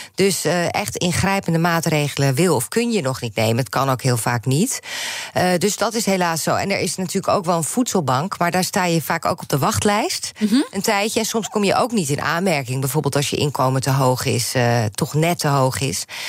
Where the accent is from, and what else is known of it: Netherlands